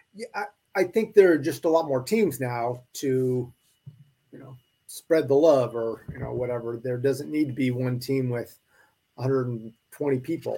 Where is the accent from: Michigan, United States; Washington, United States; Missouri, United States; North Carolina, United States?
Washington, United States; Spokane; moved away as an adult; also born or lived in Idaho; I grew up in Spokane, Washington. I was born and raised there.